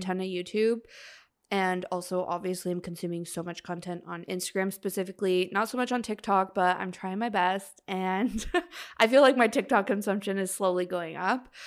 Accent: Canada; we're Canadian.

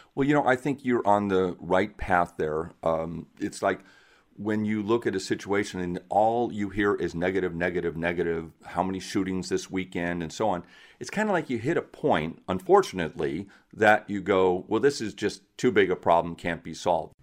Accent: Seattle, Washington, United States; I'm from Seattle

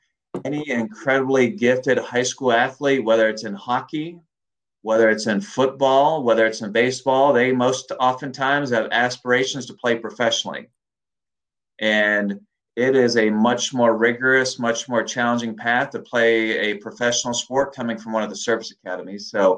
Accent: Pittsburgh, Pennsylvania, United States; moved away; I grew up in Pittsburgh, and back in the 80s when I played hockey, played junior hockey, played high school hockey there

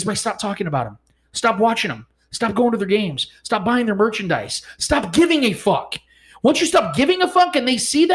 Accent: Kansas City, Missouri, United States; I'm from Kansas City

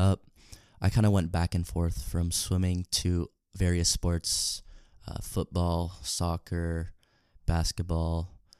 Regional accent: Salt Lake City, Utah, United States; moved away; I'm from Salt Lake City, Utah.

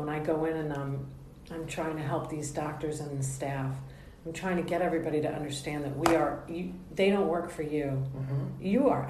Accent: New York, United States; I'm from New York. My brain is going too fast.

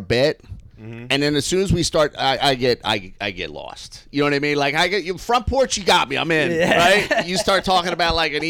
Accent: suburbs of Philadelphia, Pennsylvania, United States; I grew up in the suburbs of Philly

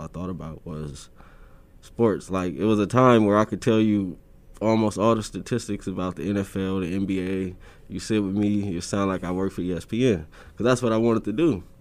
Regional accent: Omaha, Nebraska, United States; growing up in North Omaha for, for my generation was just rough

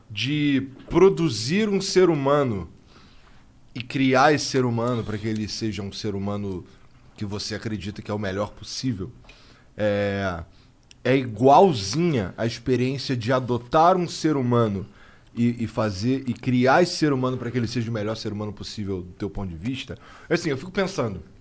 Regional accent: Rio de Janeiro, Brazil; Eu, sou, eu sou carioca.

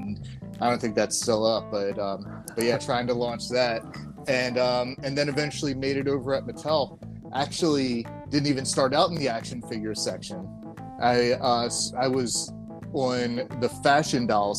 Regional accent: Baltimore, Maryland, United States; moved away; we're both from Baltimore

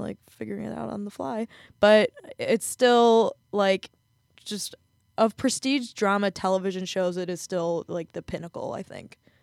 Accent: Pittsburgh, Pennsylvania, United States; I'm from Pittsburgh

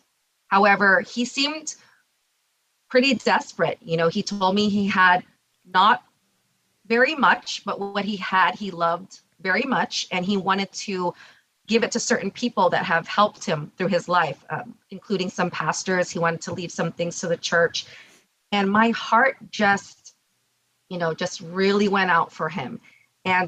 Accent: Orange County, California, United States; So I grew up here in Orange County.

